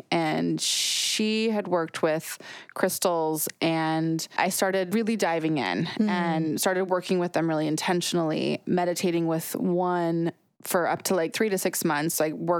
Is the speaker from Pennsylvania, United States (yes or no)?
no; Utah, United States; I grew up in Utah. Mm-hmm. So I grew up in the mountains in Utah. And it's a really mineral-rich location.